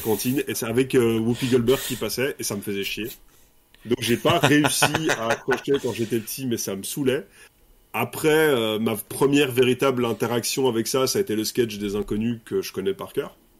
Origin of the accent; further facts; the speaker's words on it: Brussels, Brussels-Capital Region, Belgium; je suis belge, je viens de Bruxelles.